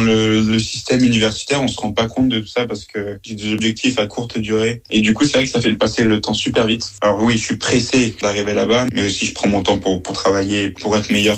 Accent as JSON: {"language": "French", "country": "France", "moved": "as an adult", "lives_now": "Arizona, United States"}